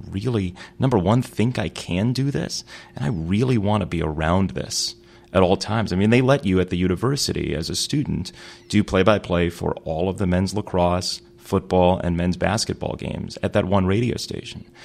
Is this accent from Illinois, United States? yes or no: yes; Chicago, Illinois, United States; I grew up in Chicago for my first couple of years in the city. Then my family moved to the, the south suburbs of Chicago